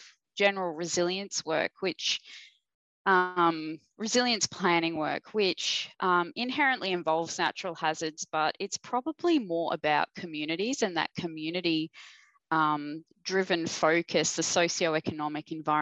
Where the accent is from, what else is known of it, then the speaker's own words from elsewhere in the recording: Victoria, Australia; moved away; I am originally from Victoria